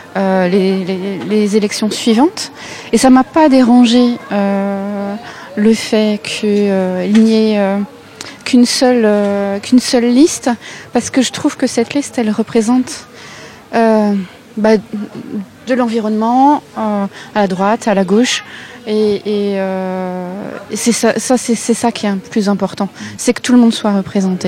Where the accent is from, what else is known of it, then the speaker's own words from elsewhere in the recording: Mantes-la-Jolie, Île-de-France, France; moved away as an adult; now in Rixheim, France; je viens de Mantes-la-Jolie